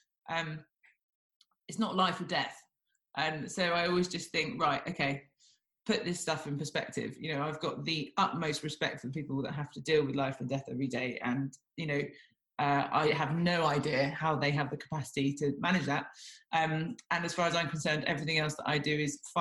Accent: Devon, South West England, United Kingdom; growing up in Devon, you don't really come across that many people

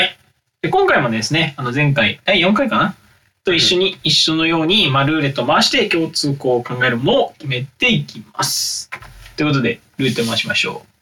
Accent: Kurume, Fukuoka, Japan; 僕たちの地元である福岡県久留米市

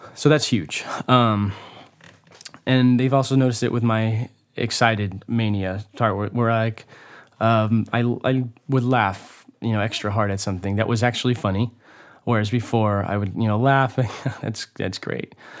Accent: Hollister, California, United States; moved away; the beautiful town of Hollister, California, which is my hometown.

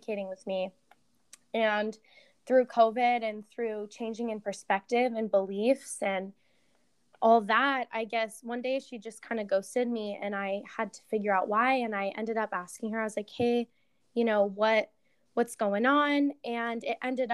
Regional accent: San Diego, California, United States; I'm from San Diego. I've been born and raised here my entire life

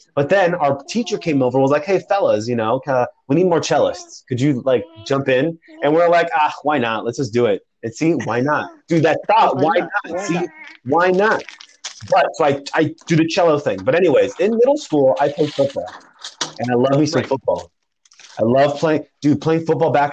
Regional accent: Southern California, United States; I'm from Southern California

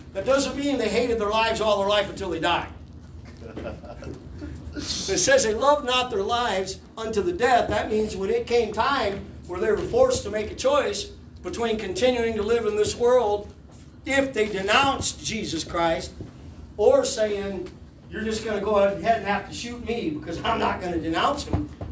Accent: Harlan County, Kentucky, United States; moved away; We're from Harlan County, Kentucky.

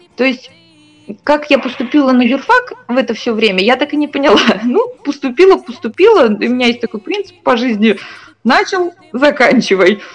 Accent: Iglinsky District, Bashkortostan, Russia; born or raised there

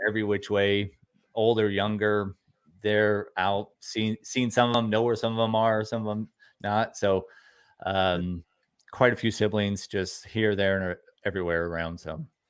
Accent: Newport Beach, California, United States; also born or lived in Costa Mesa; I grew up in Costa Mesa, Newport Beach, California, in Orange County, California

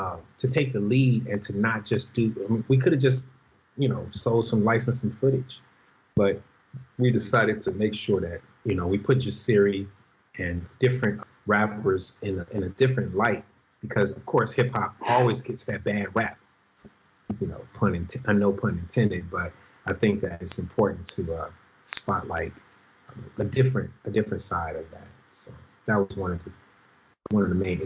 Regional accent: Los Angeles, California, United States; I grew up in South Central Los Angeles

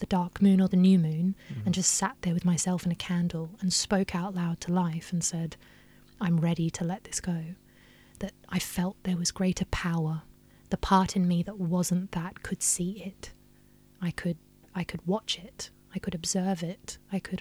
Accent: Australia; I grew up in Australia

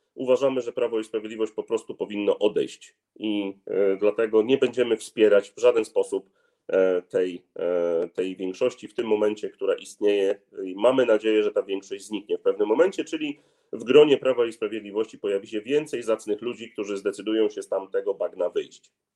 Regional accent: Gdynia, Pomeranian Voivodeship, Poland; Ja jestem z Gdyni, jestem też posłem z Gdyni

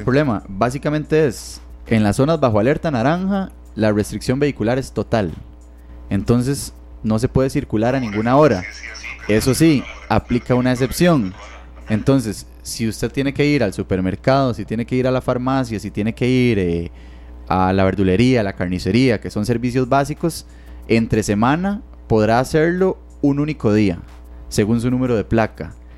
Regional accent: Barva, Heredia, Costa Rica; yo, que soy de Heredia, ¿verdad? Entonces, de Barba específicamente

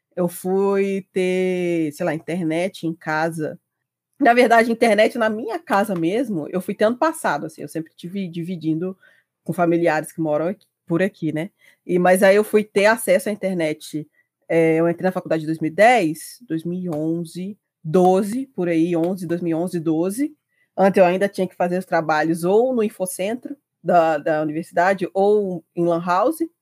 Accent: Juiz de Fora, Minas Gerais, Brazil; Nascida e criada, eu sempre vivi aqui em Juiz de Fora, Minas Gerais

